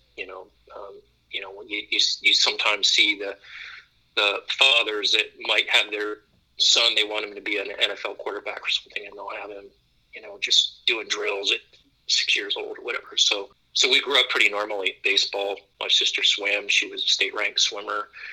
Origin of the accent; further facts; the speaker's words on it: Youngstown, Ohio, United States; I grew up in the Midwest in Ohio, Youngstown, Warren area